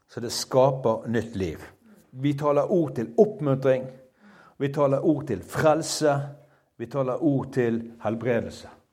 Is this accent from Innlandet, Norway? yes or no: no; Bergen, Vestland, Norway; jeg som en bergenser, altså, en enkel fyr fra Bergen